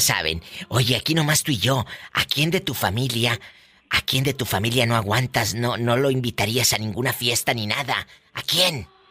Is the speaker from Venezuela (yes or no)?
no; Matamoros, Tamaulipas, Mexico; moved away; yo soy de Matamoros